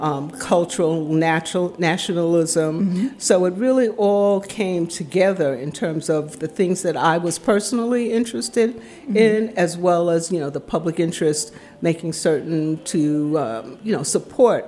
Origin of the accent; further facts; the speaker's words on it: New York City, New York, United States; moved away as an adult; now in Washington, D.C., United States; I am originally from New York City. I grew up in the South Bronx